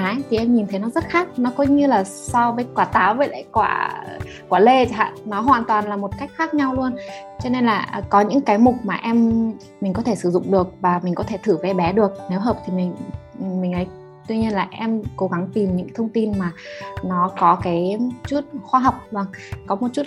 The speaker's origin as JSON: {"language": "Vietnamese", "country": "Ukraine", "tie": "born or raised there", "second_language": "Vietnamese", "moved": "yes", "lives_now": "Hanoi, Vietnam", "said": "và sinh ra và lớn lên ở Ukraine. Hiện đang sống ở Hà Nội cùng với uh, ba mẹ chồng"}